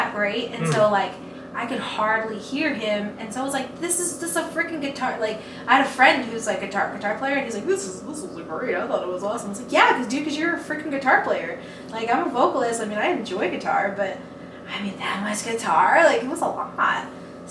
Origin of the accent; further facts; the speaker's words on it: Levelland, Texas, United States; now in Lubbock, United States; I'm from Levelland. I'm from here